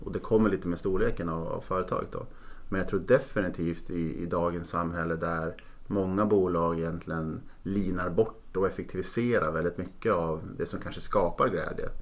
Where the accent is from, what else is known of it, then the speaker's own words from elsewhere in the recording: Norrland, between Umeå and Skellefteå, Västerbotten County, Sweden; född och uppvuxen i Norrland i ett litet samhälle mellan Umeå och Skellefteå